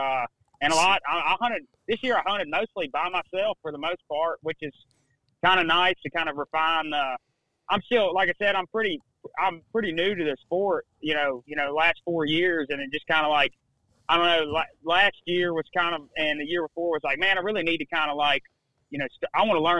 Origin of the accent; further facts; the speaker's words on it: Mobile, Alabama, United States; also born or lived in Mississippi; I grew up in Mobile, Alabama